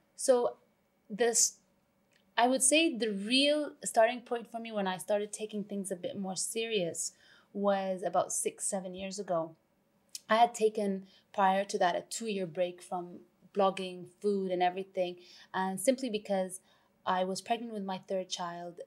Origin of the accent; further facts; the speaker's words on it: Vancouver, British Columbia, Canada; moved away as an adult; also born or lived in London; now in Dubai, United Arab Emirates; I was born in London. I was raised in Vancouver. I've lived in Dubai for the past 16 years now